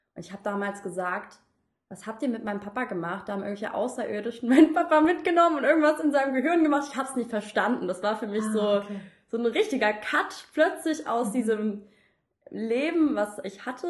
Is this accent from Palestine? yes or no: no; suburb of Frankfurt, Hesse, Germany; ich bin jetzt nicht in der Stadt zur Schule gegangen, sondern auch in einem Vorort und von Frankfurt